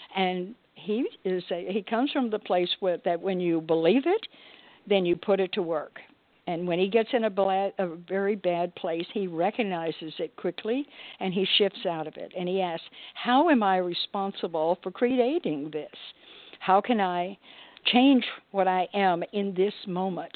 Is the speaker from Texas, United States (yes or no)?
yes; Texas, United States; I come from Texas and I grew up in poker land down there